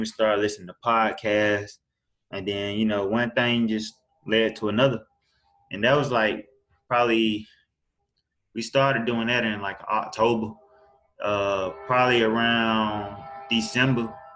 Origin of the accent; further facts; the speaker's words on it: Augusta, Georgia, United States; I'm from Augusta, Georgia. Um, I was born and raised here.